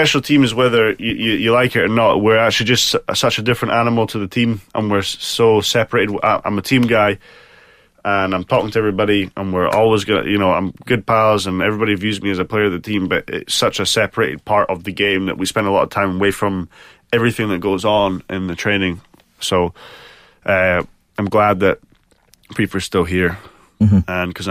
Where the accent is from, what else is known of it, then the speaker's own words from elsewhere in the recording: Scotland, United Kingdom; now in United States; When I first moved over, I had to Americanify my accent, because I couldn't even order food without the waitress or waiter going, excuse me. Everybody knows I'm from Scotland